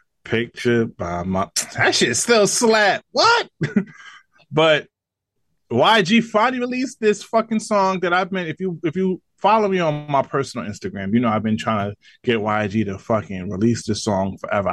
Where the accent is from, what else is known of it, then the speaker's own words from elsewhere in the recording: New York City, New York, United States; I'm from Brooklyn.